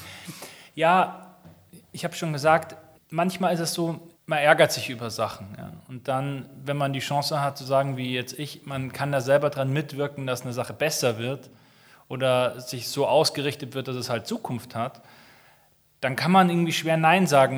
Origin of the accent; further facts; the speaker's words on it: Munich, Bavaria, Germany; also born or lived in Berlin; München ist so meine Heimat